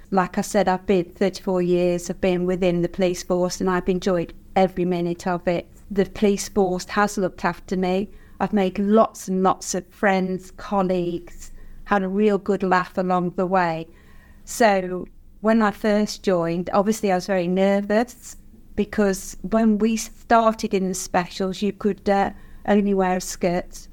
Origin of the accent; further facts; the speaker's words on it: Nosa, West Midlands, United Kingdom; I've born and bred in Nosa, lived in Nosa all my life